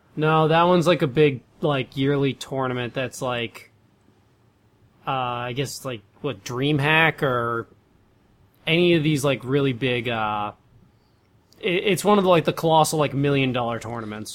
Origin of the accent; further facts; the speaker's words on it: United States; me being from the United States